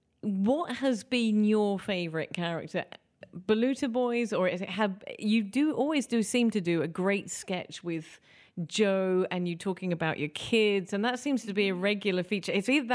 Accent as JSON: {"language": "English", "region": "England", "country": "United Kingdom", "moved": "yes", "lives_now": "Malta", "said": "I'm from England."}